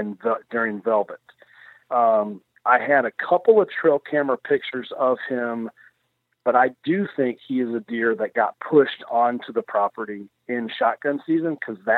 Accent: Kentucky, United States; I'm a hillbilly from Kentucky. I like venison as well.

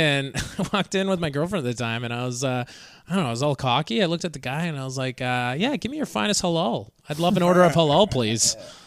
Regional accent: Saskatchewan, Canada; moved away as an adult; also born or lived in Edmonton; now in New York, United States; when I was in Edmonton, I'm from Saskatchewan, so a place full of white people

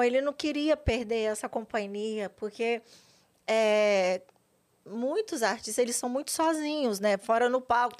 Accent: Vila Velha, Espírito Santo, Brazil; moved away as an adult; now in São Paulo, Brazil; Nasci em Vila Velha, Espírito Santo

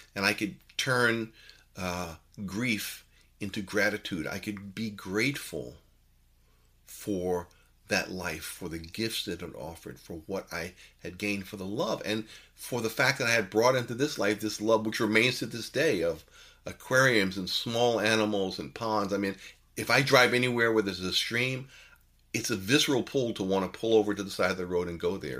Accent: New York City, New York, United States; growing up in New York City, uh, from the age of eight

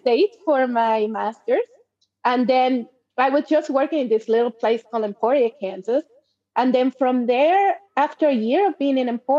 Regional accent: Mexico; moved away as an adult; also born or lived in Germany / United States / United Kingdom / Querétaro; now in Canada; So I was born and raised in Mexico. Then I lived in Germany for a year. I lived in the United States for 5 years. Then I moved to Canada. Then I moved to the UK, and I lived in the UK for 2.5 years, and then moved back to Canada.

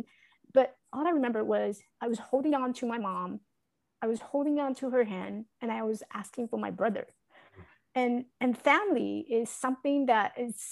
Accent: Taiwan; now in United States; I was born in Taiwan. I grew up in Taiwan.

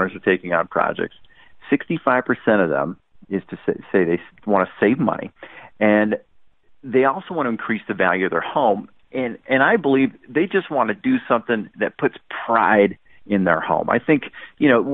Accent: Orange County, California, United States; I'm from Orange County

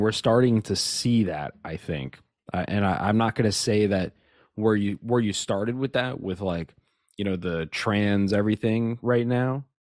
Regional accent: Nigeria; Yeah, I'm Nigerian. Yeah. I'm literally Nigerian.

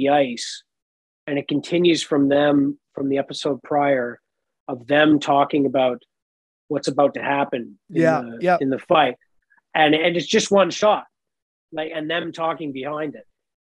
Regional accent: Nova Scotia, Canada; I grew up in Nova Scotia.

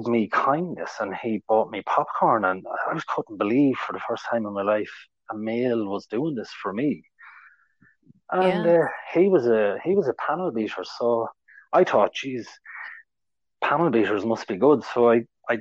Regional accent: Ireland; I'm from Ireland.

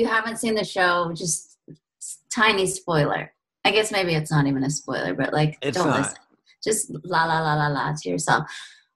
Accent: California, United States; I'm from California.

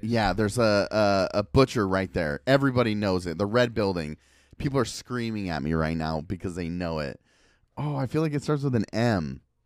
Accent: Portland, Oregon, United States; I am from Portland, and I rep Portland.

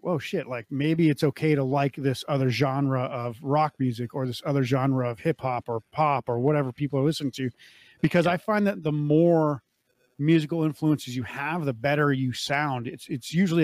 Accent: North Dakota, United States; moved away; I grew up in North Dakota

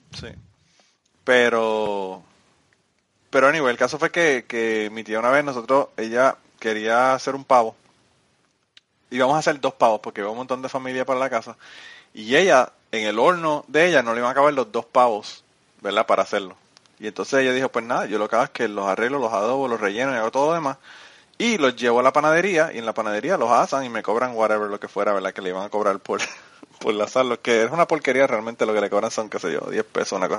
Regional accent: Utuado, Puerto Rico; yo soy de Utuado, pero nosotros, nosotros somos del pueblo

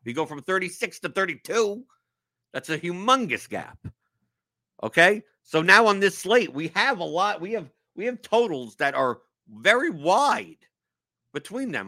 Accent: New York, United States; now in Louisville, United States; I'm from New York.

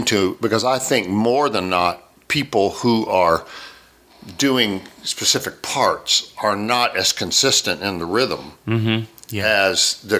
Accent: Maryland, United States; born there; Well, I was born in Maryland. My father was a fighter pilot.

